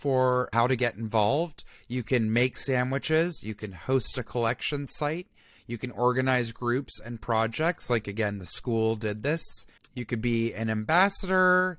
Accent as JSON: {"language": "English", "town": "Atlanta", "region": "Georgia", "country": "United States", "tie": "born or raised there", "said": "I'm from Atlanta. That's my hometown"}